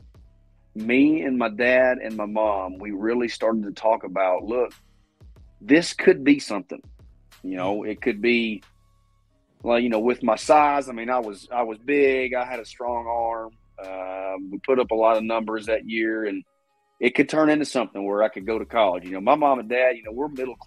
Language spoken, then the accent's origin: English; Jacksonville, Florida, United States; Growing up in Jacksonville, my grandparents had Gator season tickets